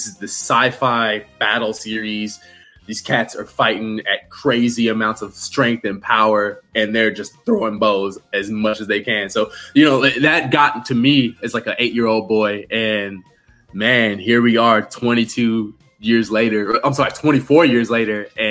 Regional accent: San Antonio, Texas, United States; now in Atlanta, United States; I'm originally from San Antonio, Texas. I stay in the Atlanta area now

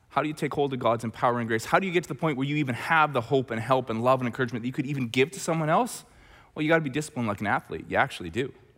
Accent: Red Deer, Alberta, Canada; Growing up in Red Deer, Alberta

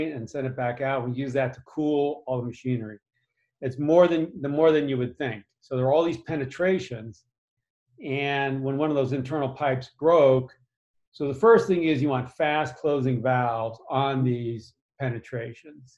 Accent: Massachusetts, United States; grew up in Massachusetts

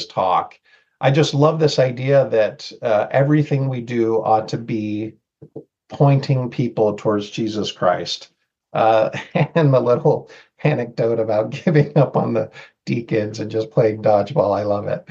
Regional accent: Seattle, Washington, United States; born or raised there; moved away as an adult; also born or lived in Mexico; now in Rexburg, United States

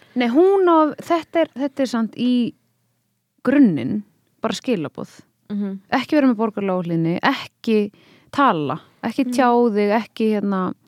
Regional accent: Paris, Île-de-France, France; moved away; þegar ég var lítil ég ólst upp í Paris

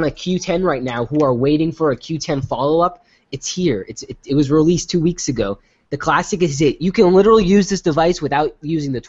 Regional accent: United States; I'm American.

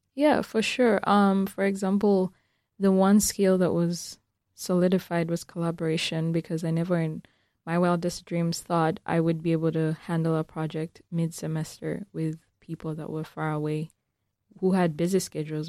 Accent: Uganda; moved away; I'm from Uganda

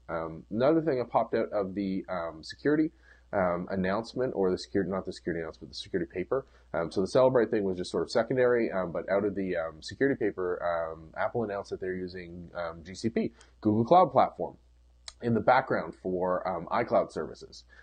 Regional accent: Canada; as a Canadian

